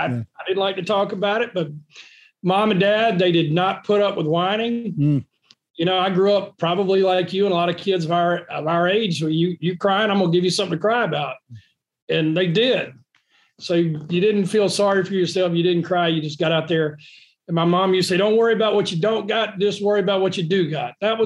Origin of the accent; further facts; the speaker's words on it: North Carolina, United States; born there; also born or lived in East Coast; I was born in North Carolina, out on the eastern part. My family's from Beaufort County, and grew up and down the East Coast.